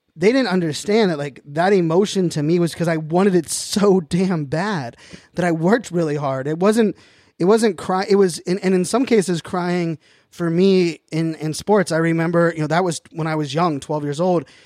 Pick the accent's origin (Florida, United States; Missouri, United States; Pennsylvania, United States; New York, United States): Pennsylvania, United States; Pittsburgh; now in Northern Virginia, United States; born and raised in Pittsburgh, Pennsylvania